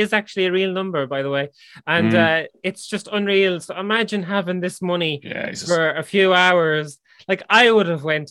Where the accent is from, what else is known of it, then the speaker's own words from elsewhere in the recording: Ireland; we're Irish